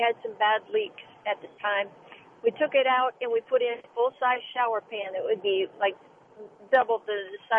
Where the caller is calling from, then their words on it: Humble, Texas, United States; I'm calling you I'm calling you from Humble, Texas, and I have a problem in my master bathroom that I'm hoping you can help me remedy.